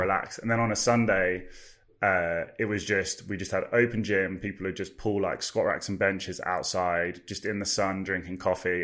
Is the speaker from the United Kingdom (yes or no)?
yes; Farnham, South East England, United Kingdom; also born or lived in London; back in my hometown